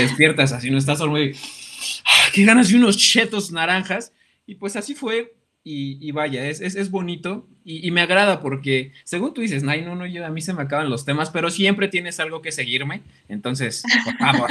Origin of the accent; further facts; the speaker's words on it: Mexico City, Mexico; now in Toluca, Mexico; yo soy foráneo, yo soy de la Ciudad de México